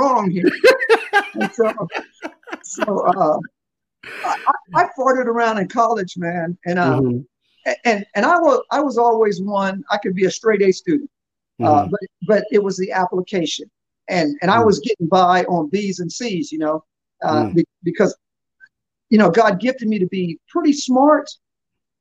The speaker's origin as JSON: {"language": "English", "town": "Newport News", "region": "Virginia", "country": "United States", "tie": "born or raised there", "also_born_or_lived": "Fort Campbell, Kentucky", "said": "I was born in Fort Campbell, Kentucky. My dad was a soldier in the military, and so we did that thing. But the better part of my life, my formative years, I was in Newport News, Virginia."}